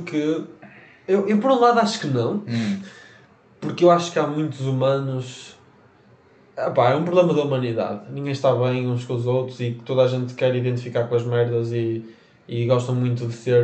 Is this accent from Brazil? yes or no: no; Portugal; nós nascemos em Portugal